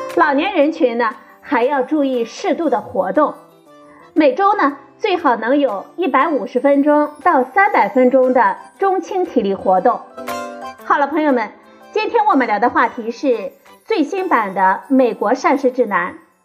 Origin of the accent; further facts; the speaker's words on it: China; 我们中国人